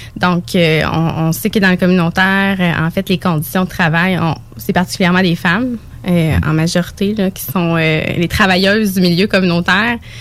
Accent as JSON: {"language": "French", "area": "Bellechasse", "region": "Quebec", "country": "Canada", "tie": "born or raised there", "accent": "Bellechasse", "said": "je suis originaire de Bellechasse."}